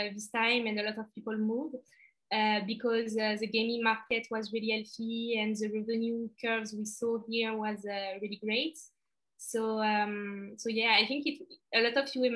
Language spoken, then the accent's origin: English; France; English is a second language; I'm back in France. I think that's why my accent is getting even worse